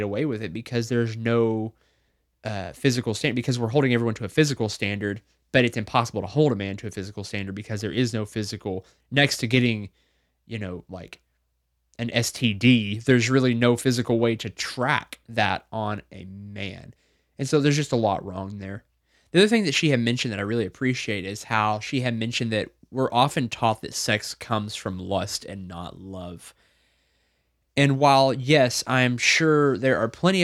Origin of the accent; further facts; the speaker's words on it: Arkansas, United States; grew up here in Arkansas